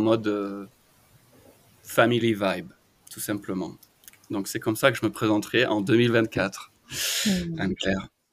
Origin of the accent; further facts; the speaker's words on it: France; moved away as an adult; also born or lived in Australia / Bali, Indonesia; now in United States; je suis parti de la France à 23 ans, j'ai vécu en Australie pendant 10 ans, et ensuite je suis parti à Bali en Indonésie pendant 7 ans